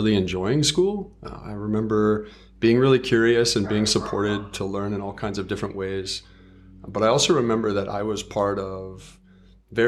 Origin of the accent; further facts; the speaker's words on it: Los Angeles, California, United States; also born or lived in Santa Monica / El Segundo; I grew up mostly in Southern California